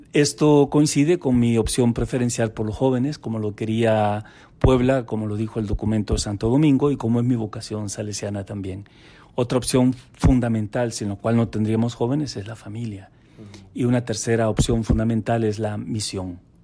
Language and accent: Spanish; Honduras; Tenemos más de 100 sacerdotes salidos de mi tierra, es decir, de mi diócesis